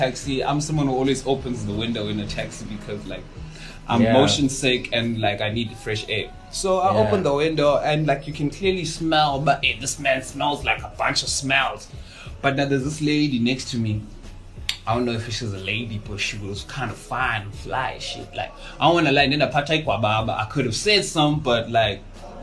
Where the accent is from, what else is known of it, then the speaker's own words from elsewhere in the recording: Cape Town, Western Cape, South Africa; I grew up in Mandalay